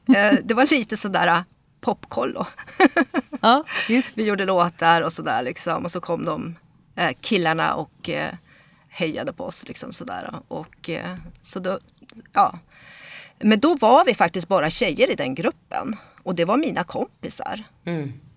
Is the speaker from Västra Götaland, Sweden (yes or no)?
no; Örnsköldsvik, Västernorrland County, Sweden; now in Stockholm, Sweden; jag är ju bosatt i Stockholm men uppvuxen i eh, Norrland. Eh, och eh, eh, kom till Sverige när jag var fyra år